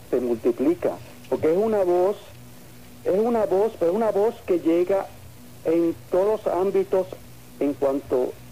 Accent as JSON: {"language": "Spanish", "town": "Yauco", "country": "Puerto Rico", "moved": "yes", "said": "Yo soy puertorriqueño de Yauco."}